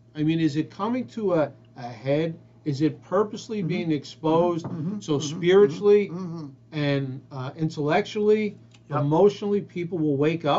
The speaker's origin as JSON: {"language": "English", "country": "United States", "said": "As American taxpayers, as American citizens, as human beings of this country"}